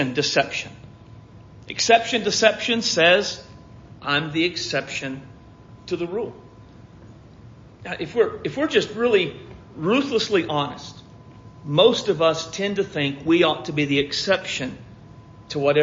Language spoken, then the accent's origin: English; United States; as American Christians